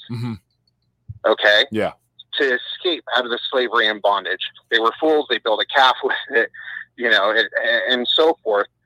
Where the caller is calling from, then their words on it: Burbank, California, United States; from Burbank, California.